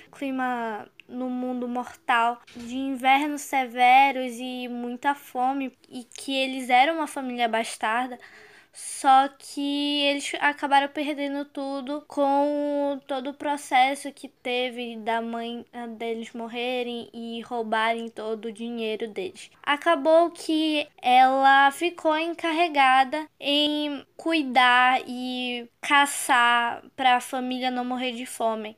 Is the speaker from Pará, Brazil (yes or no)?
yes; Belém, Pará, Brazil; sou de Belém do Pará